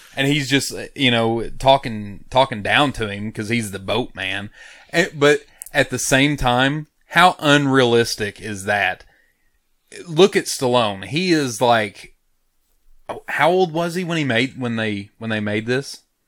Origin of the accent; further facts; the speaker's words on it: United States; I'm American